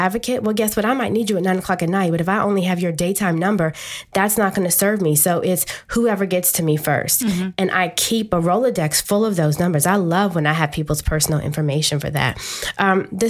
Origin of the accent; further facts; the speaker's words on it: Washington, District of Columbia, United States; I'm a native Washingtonian. I grew up in Edgewood and single parent home